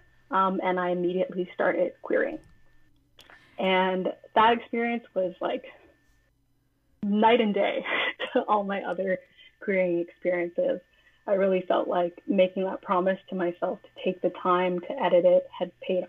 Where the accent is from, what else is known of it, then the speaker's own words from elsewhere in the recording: Toronto, Ontario, Canada; I'm from Toronto, but I wasn't living in Toronto at the time, and I was very, very homesick. And I wanted to immerse myself in the place that I grew up